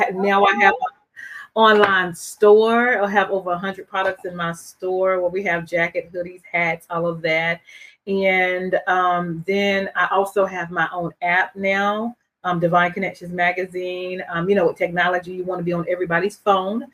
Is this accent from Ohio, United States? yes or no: no; Durham, North Carolina, United States; I am from Durham, North Carolina